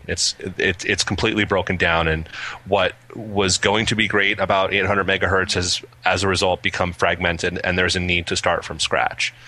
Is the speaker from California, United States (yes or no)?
no; New Jersey, United States; now in Massachusetts, United States; I'm from New Jersey. I'm a Jersey boy originally